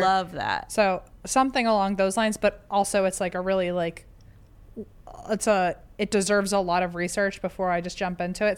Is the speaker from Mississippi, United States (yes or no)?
no; Virginia, United States; I'm from Virginia